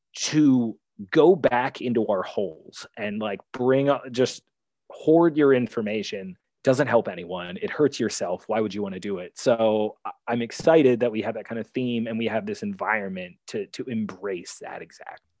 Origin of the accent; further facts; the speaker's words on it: Maryland, United States; moved away as an adult; also born or lived in Albany, New York / New Jersey; I'm from Maryland, so I went back to Baltimore City